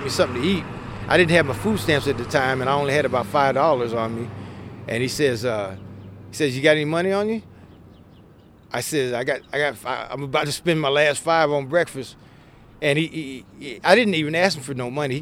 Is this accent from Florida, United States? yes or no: yes; Florida, United States; moved away as an adult; now in Killdeer, United States; I'm in Killdeer, North Dakota, and I'm from Florida